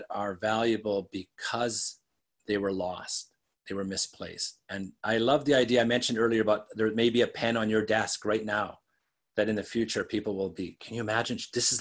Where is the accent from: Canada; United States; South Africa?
Canada; Western Canada; I grew up in Western Canada